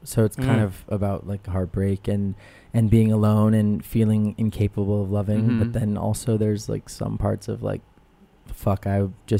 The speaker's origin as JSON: {"language": "English", "town": "Los Angeles", "region": "California", "country": "United States", "tie": "born or raised there", "said": "I'm from LA. I'm like a local native."}